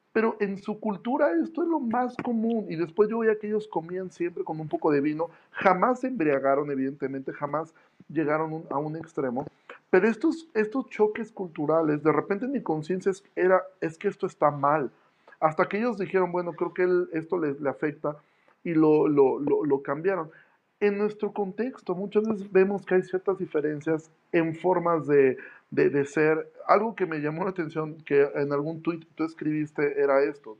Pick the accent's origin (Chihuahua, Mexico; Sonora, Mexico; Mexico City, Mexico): Mexico City, Mexico; moved away; yo soy de la Ciudad de México